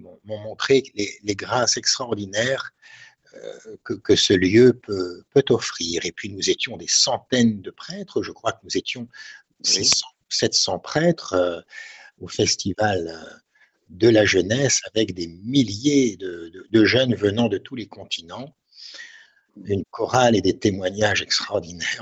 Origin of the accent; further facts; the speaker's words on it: Hauts-de-France, France; le train s'arrête à Maubeuge, je monte dans la voiture de mon grand-père, il y avait une petite demi-heure de route hein, euh, jusqu'à mon village natal